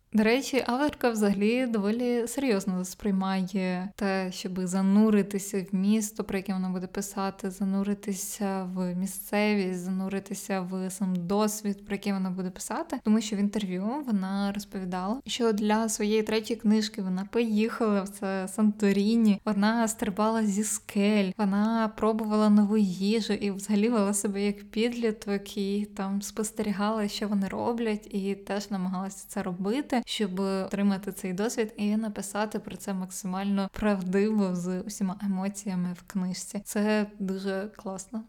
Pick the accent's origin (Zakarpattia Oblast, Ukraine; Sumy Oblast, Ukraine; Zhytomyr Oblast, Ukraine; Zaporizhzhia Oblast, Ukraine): Zakarpattia Oblast, Ukraine; я росла і народилася в Закарпатській області